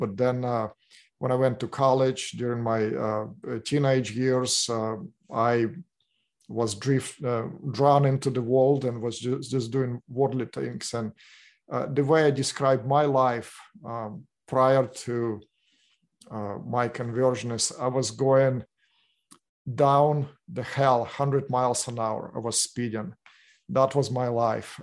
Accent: Russia; English is a second language; moved away as an adult; now in Orange County, United States; my background, I came from Russia

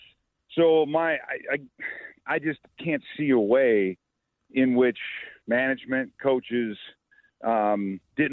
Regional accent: New Lenox, Illinois, United States; also born or lived in Joliet, Illinois; now in Minnesota, United States; I grew up in New Lenox Township, so I didn't grow up in J-Town like Thayer

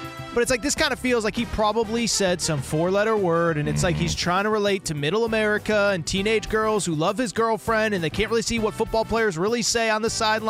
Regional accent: Northeast, United States; I grew up in the Northeast

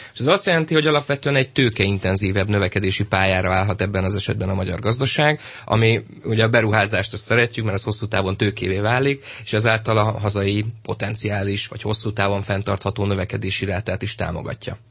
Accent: Pécs, Baranya, Hungary; Pécsi vagyok

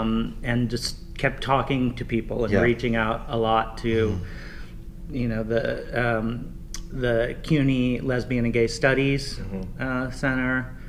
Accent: Cos Cob, Connecticut, United States; now in New York, United States; I grew up in Connecticut, in Koskob, so about an hour north of the city, and I've been here since 91.

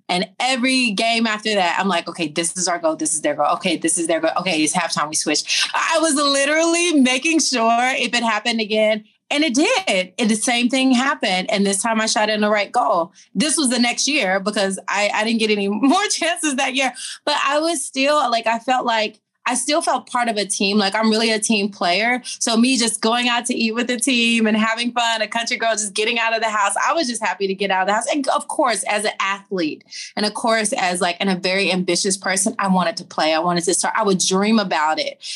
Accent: Tennessee, United States; I'm from Tennessee. So I'm a Southern girl.

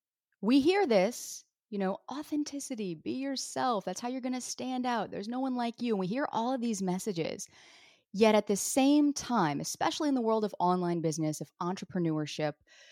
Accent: the South, United States; For years in my business, people didn't even know I was from the South, because you couldn't detect a hint of twang in my voice at all.

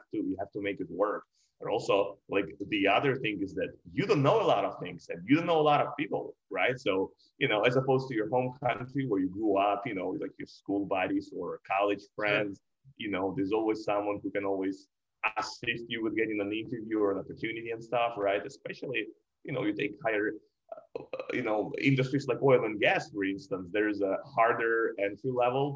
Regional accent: Russia; moved away as an adult; now in New York, United States; I'm an immigrant. I came from Russia, outside of the US.

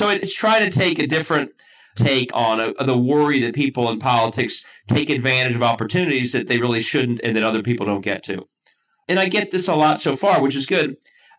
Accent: Cincinnati, Ohio, United States; Because all I did in law school was apparently annoy people about my hometown of Cincinnati. A very Ohio proud guy. And I am annoying about Cincinnati.

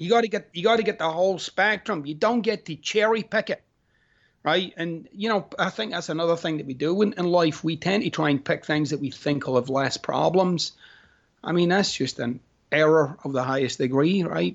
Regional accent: Scotland, United Kingdom; moved away; I'm Scottish

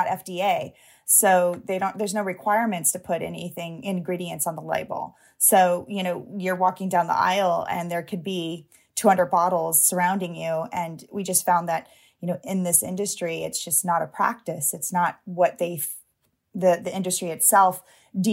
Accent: Long Beach, California, United States; I grew up in Long Beach, California

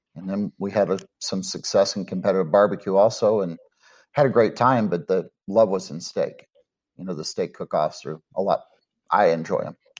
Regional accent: Dallas-Fort Worth area, Texas, United States; I'm from the Dallas-Fort Worth area here in Texas

